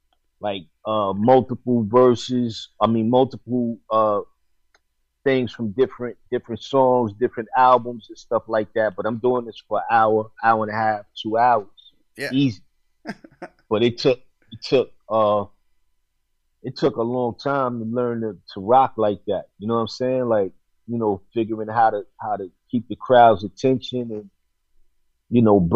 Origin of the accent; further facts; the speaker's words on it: New York City, New York, United States; moved away as an adult; growing up in New York is one thing. Being a young adult in New York, you know, during the 90s and the 2000s is another thing.